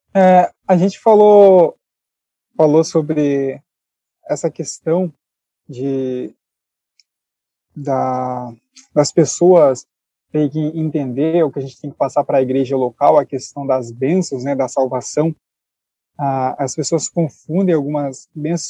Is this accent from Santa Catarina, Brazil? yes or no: yes; Santa Catarina, Brazil; Sou de Santa Catarina